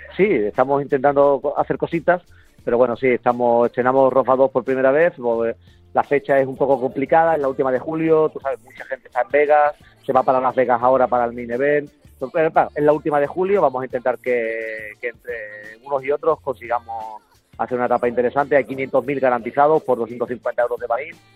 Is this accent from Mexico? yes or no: no; Andalusia, Spain; yo soy un andaluz de, de pro